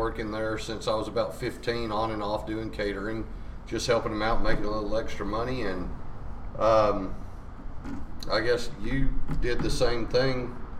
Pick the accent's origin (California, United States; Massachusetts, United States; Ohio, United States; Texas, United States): Texas, United States; Kilgore; I grew up down the road from her in a little town called Kilgore.